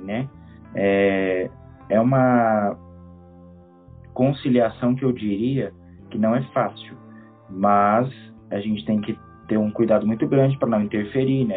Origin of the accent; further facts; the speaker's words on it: Caldas Novas, Goiás, Brazil; moved away as an adult; now in Kosovo; eu sou natural de Goiás